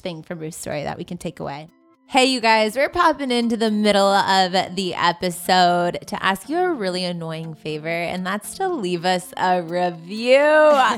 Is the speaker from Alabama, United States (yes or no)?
no; Southern California, United States; I'm from Southern California